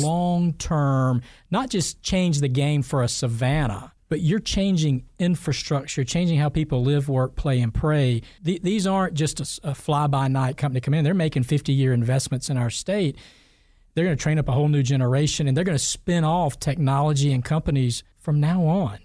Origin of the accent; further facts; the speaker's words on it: Fitzgerald, Georgia, United States; also born or lived in Ocilla, Georgia; I grew up in South Georgia in Fitzgerald and a little town next door to it called Osula.